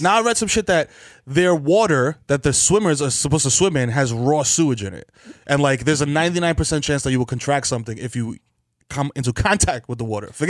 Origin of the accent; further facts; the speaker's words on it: New York, United States; also born or lived in Trinidad and Tobago; I'm from the Bronx, so I have an accent.